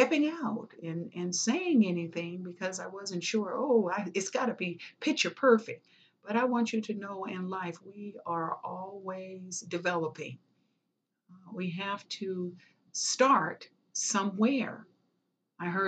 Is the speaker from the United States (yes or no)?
yes; Los Angeles, California, United States; also born or lived in Kansas City, Missouri; raised in California. Yes, in a place you want to call SWATs. Yes, the hood